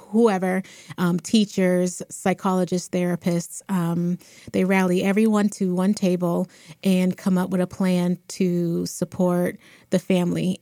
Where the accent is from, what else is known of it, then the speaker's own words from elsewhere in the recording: Boston, Massachusetts, United States; I am um, born and raised in Boston, raised um, Mattapan, Dorchester